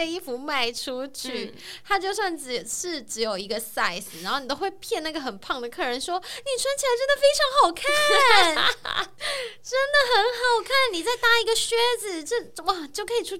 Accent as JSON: {"language": "Chinese", "country": "Taiwan", "moved": "yes", "said": "除了我们台湾人之外"}